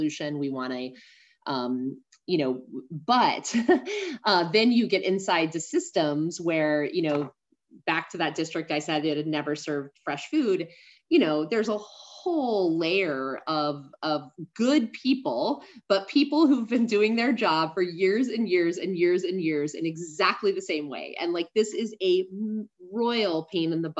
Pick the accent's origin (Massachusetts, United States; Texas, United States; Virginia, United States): Texas, United States; San Antonio; I'm from San Antonio, Texas